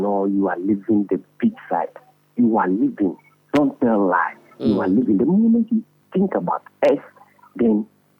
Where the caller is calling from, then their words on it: Akosombo, Eastern Region, Ghana; I'm calling from Akosombo.